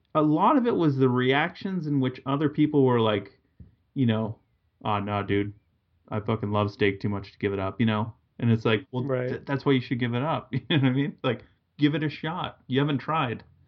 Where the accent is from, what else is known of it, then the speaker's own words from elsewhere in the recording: Massachusetts, United States; I grew up in New England. I'm from Massachusetts